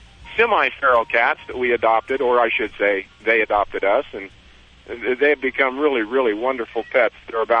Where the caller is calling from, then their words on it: Big Water, Utah, United States; I'm calling from Big Water, Utah, just down the road from Kanab, Utah